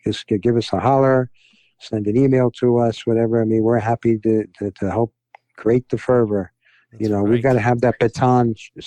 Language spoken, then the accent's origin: English; New York City, New York, United States; I'm a New Yorker